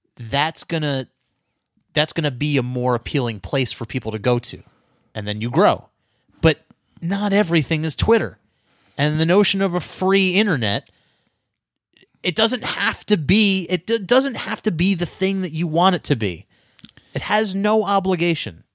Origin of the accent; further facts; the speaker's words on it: United States; I'm American, man. I'm an Amer-, I'm a red-blooded American